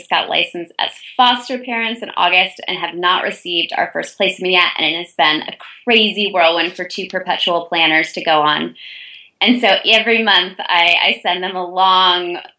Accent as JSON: {"language": "English", "town": "Chicago", "region": "Illinois", "country": "United States", "tie": "born or raised there", "also_born_or_lived": "Ann Arbor, Michigan / Davidson, North Carolina", "moved": "yes", "said": "I'd grown up in Chicago, Illinois"}